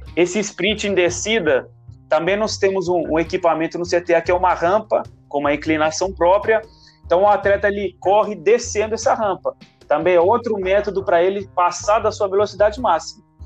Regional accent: Italy; moved away as an adult; now in Brazil; eu sou italiano. Eu fui atleta lá na Itália, formei educação física na Itália

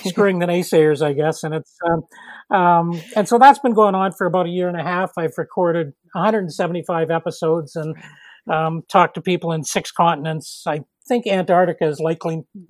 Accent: Toronto, Ontario, Canada; moved away as an adult; now in Nova Scotia, Canada; I was born in Toronto

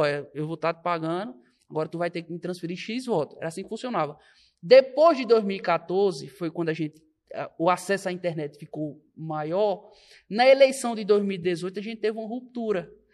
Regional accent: Belo Jardim, Pernambuco, Brazil; now in Caruaru, Brazil; eu sou natural de Belo Jardim, sou belo jardinense

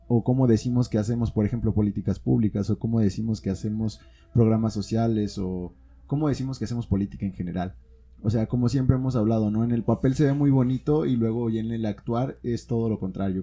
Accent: Guanajuato, Mexico; somos como guanajuatenses

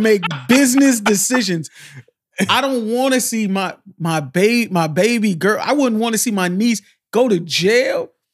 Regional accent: Miami, Florida, United States; I'm from Miami.

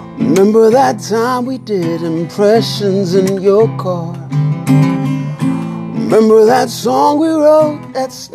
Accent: Nigeria; moved away; I was born in Nigeria

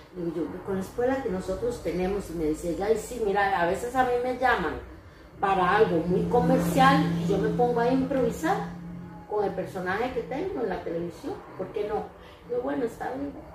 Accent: Costa Rica; soy costarricense

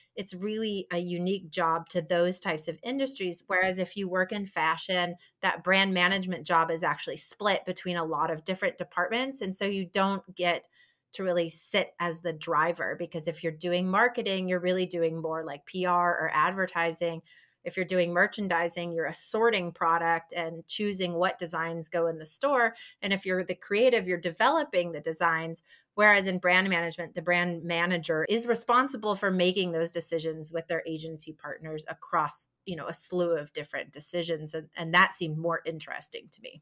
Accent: Ann Arbor, Michigan, United States; moved away as an adult; also born or lived in New York; now in Raleigh, United States; I grew up in Ann Arbor, and I went to the University of Michigan

